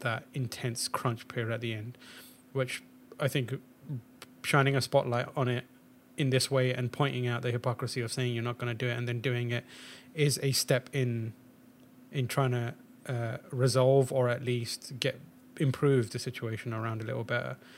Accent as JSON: {"language": "English", "region": "England", "country": "United Kingdom", "also_born_or_lived": "Pakistan", "moved": "yes", "said": "being English and Pakistani"}